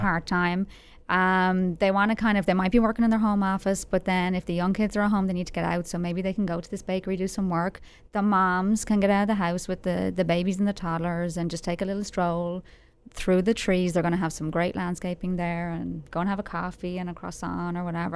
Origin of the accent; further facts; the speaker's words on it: Dublin, Leinster, Ireland; moved away as an adult; now in Frisco, United States; I'm from, I'm from Dublin. I'm from a, the main city in Ireland. I'm a city girl. Like, I grew up three or four miles from the city.